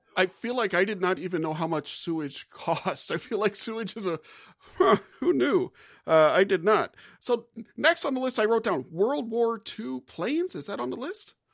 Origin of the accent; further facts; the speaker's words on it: Gulf South, United States; moved away; I'm from the Gulf South